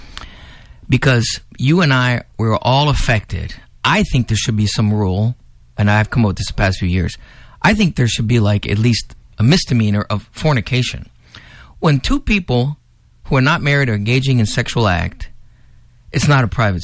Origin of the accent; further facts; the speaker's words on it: San Marcos, Texas, United States; also born or lived in Chicago; now in Cameron, United States; I was born in Chicago. We got the hell out of there and moved to San Marcos, which is a great town to grow up in.